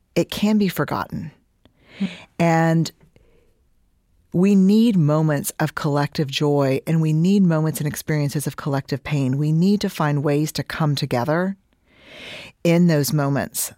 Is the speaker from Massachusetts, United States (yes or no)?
no; Houston, Texas, United States; I'm from Houston